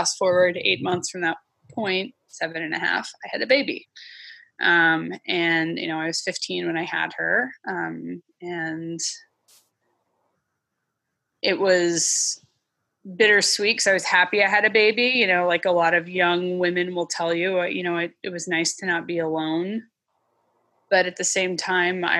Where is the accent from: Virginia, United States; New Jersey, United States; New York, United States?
Virginia, United States; Northern; also born or lived in Alabama / Florida; now in Washington, United States; I grew up in the Northern Virginia area, like kind of a combination of Loudoun County, Fairfax County. And then we lived in Alabama and Florida for a little bit when I was a kid